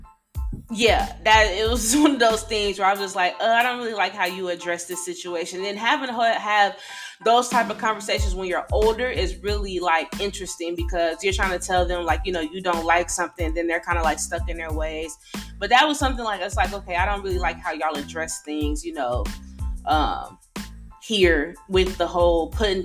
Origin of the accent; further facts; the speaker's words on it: Decatur, Illinois, United States; moved away as an adult; also born or lived in Texas; we're all originally from Decatur, Illinois